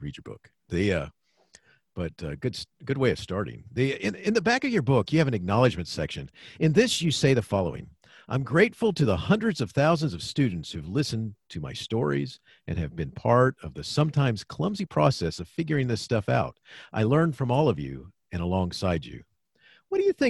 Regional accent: Daytona Beach, Florida, United States; I grew up in Daytona Beach, Florida

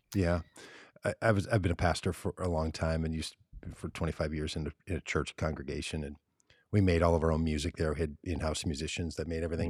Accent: Minneapolis, Minnesota, United States; I grew up in Minneapolis

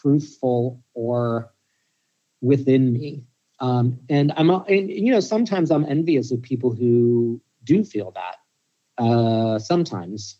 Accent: Pittsburgh, Pennsylvania, United States; I grew up in Pittsburgh

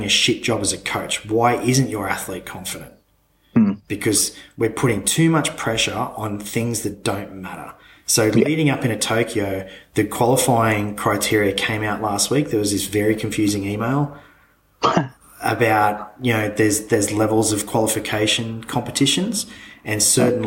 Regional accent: Australia; as an Australian being part of the Commonwealth

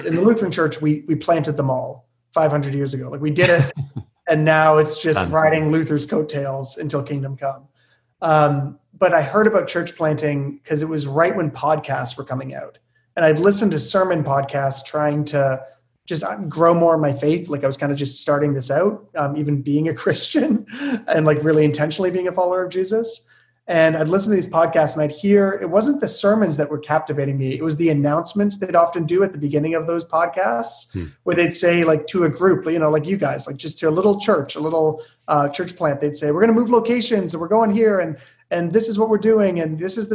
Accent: Hamilton, Ontario, Canada; I'm born and raised in Hamilton

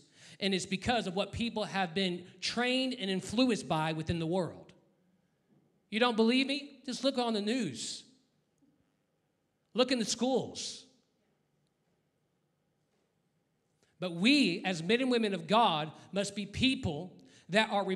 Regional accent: United States; I'm an American

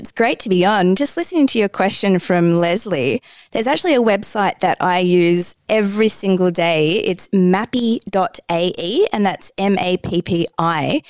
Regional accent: Tasmania, Australia; also born or lived in Queensland, Australia / Brussels, Belgium; now in Dubai, United Arab Emirates; So I was born in Tasmania, which is the tiny island down the bottom. And then obviously I moved to Queensland afterwards, which is all the way up the top.

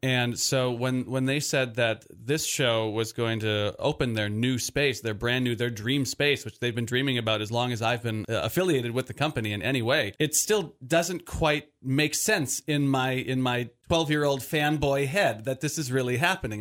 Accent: Milwaukee, Wisconsin, United States; also born or lived in West Allis; I'm originally from Milwaukee, um, and I currently live in a suburb of Milwaukee, West Dallas.

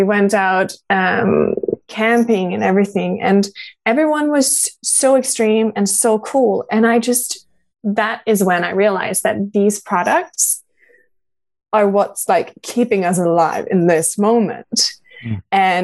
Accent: Norway; also born or lived in Denmark; I grew up in Norway. Like, I am Danish, but I grew up in Norway.

